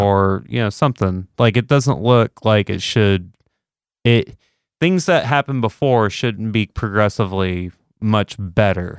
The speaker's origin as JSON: {"language": "English", "region": "Texas", "country": "United States", "said": "I'm Texan, so that's what we do in Texas"}